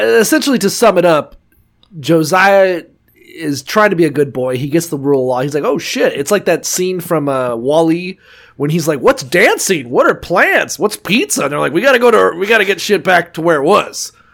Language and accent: English; Niceville, Florida, United States; We're from Niceville, Florida, which has water burgers